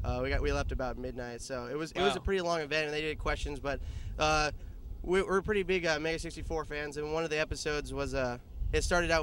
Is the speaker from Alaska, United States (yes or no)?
yes; Wasilla, Alaska, United States; I'm from Wasilla, Alaska, the famous Wasilla, Alaska.